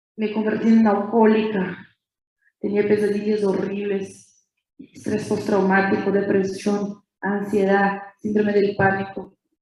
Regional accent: interior of São Paulo state, Brazil; Spanish is a second language; Soy de Brasil, brasileña y, bien nací en una ciudad chiquita, en el interior del estado de São Paulo

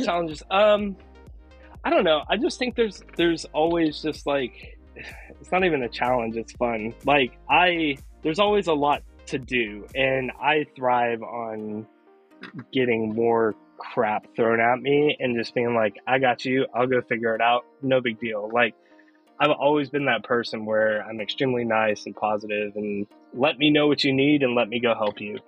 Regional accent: Oklahoma, United States; I was born and raised in Oklahoma

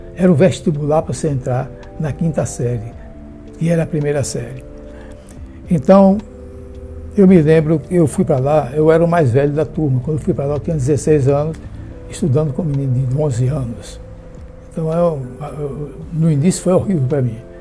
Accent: a village in Sergipe, Brazil; now in Itabuna, Brazil; eu nasci numa vila em Sergipe, com um nome diferente, Baúba. Atualmente é cidade, né? E quando eu nasci só tinha uma rua tive, portanto, uma infância de roça mesmo

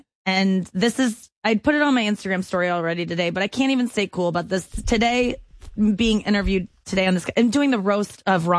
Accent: St. Louis, Missouri, United States; St. Louis.

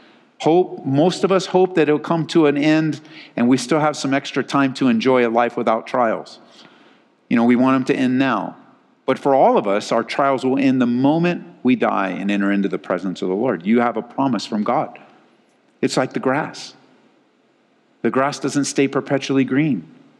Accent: Southern California, United States; moved away as an adult; now in Colorado, United States; I didn't grow up in a place with seasons in Southern California. I grew up in Southern Cal. It's sunny all the time. It's either dry sunny or wet sunny.

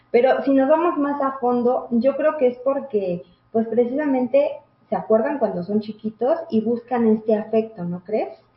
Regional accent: Mexico; Así es, es una de estas creencias que como sociedad mexicana, como mujeres mexicanas, inculcamos mucho en los niños

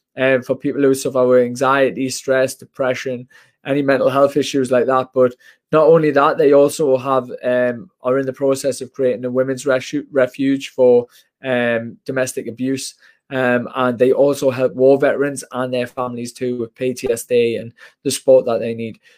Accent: Washington, North East England, United Kingdom; I'm from Washington in Northeast

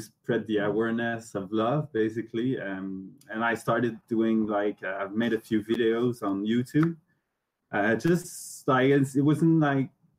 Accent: Montreal, Quebec, Canada; English is a second language; I'm from Montreal

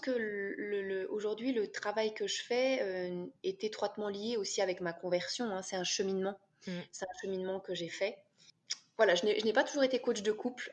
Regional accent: France; now in Switzerland; je suis française, et euh, j'habite en Suisse avec mon mari

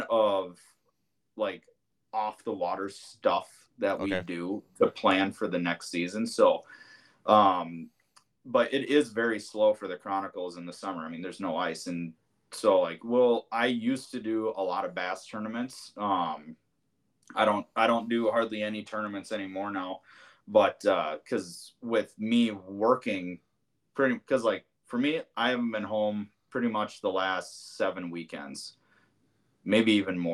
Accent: Bloomington, Minnesota, United States; moved away as an adult; now in New Prague, United States; I'm from Bloomington is where I grew up

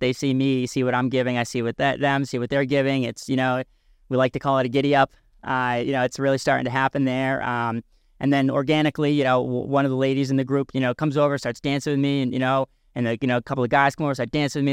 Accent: a couple of towns over from York, Maine, United States

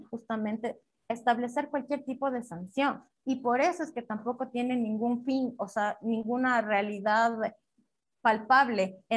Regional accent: Riobamba, Chimborazo, Ecuador; Yo soy de una ciudad pequeña, yo soy de Riobamba, yo crecí en un colegio católico, solo de mujeres y de monjas

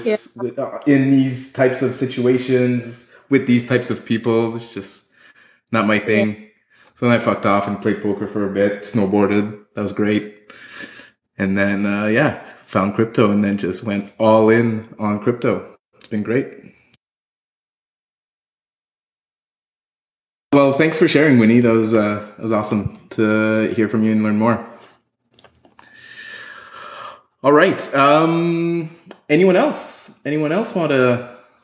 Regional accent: Ottawa, Ontario, Canada; I grew up in Ottawa

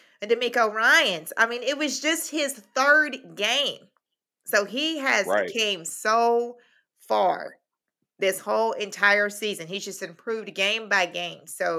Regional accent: El Paso, Texas, United States; I'm from El Paso, so all day long I hear Cowboys fans saying, we're going to get blown out.

